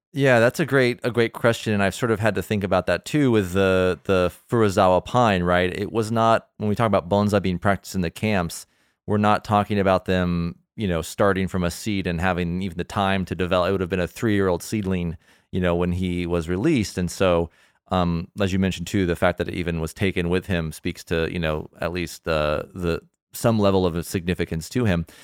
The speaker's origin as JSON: {"language": "English", "region": "Southern California", "country": "United States", "said": "I am from Southern California too"}